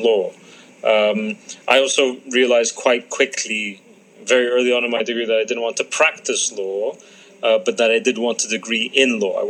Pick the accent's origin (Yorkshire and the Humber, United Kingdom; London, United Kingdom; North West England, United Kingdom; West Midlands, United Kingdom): London, United Kingdom; also born or lived in Cairo, Egypt / Abu Dhabi, United Arab Emirates; I split my upbringing between the Arab world and the UK, so between London, Cairo, and Abu Dhabi.